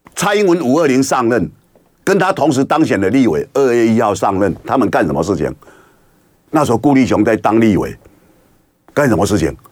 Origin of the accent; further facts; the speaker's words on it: Kinmen County, Taiwan; 像我老家在金门